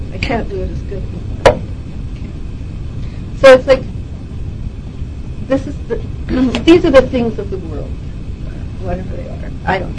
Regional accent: Montana, United States; and on top of which, I'm from Montana.

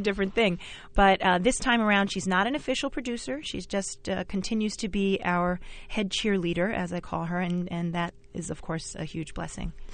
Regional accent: New York City, New York, United States; also born or lived in Bayside, Queens; I grew up in Flushing and Jamaica

